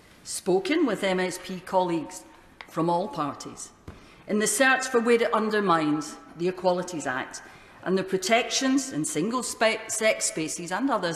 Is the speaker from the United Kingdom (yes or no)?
yes; Scotland, United Kingdom; as a Scottish woman, the mother of a Scottish daughter